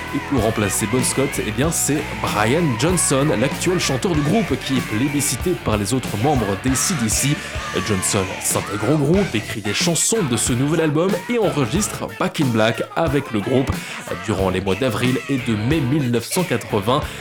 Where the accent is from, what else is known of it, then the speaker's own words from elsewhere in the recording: Belgium; chez nous, en Belgique, à Namur